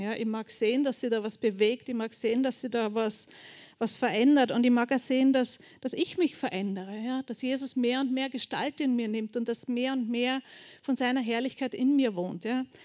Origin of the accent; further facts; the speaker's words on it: Bucklige Welt, Lower Austria, Austria; also born or lived in Burgenland / Melk; ich bin in Niederösterreich aufgewachsen, in der buckligen Welt